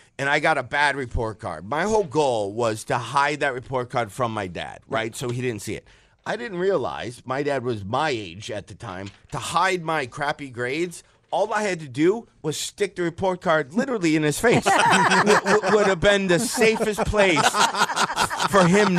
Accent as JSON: {"language": "English", "town": "Detroit", "region": "Michigan", "country": "United States", "said": "I'm from Detroit."}